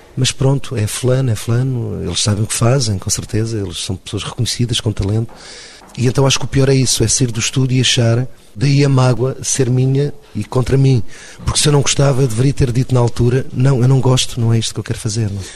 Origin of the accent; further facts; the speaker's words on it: Lisbon, Portugal; eu sou do extinto Casal Ventoso, não é? Portanto, digamos que eu já não posso ir passar o Natal à minha terra porque já não existe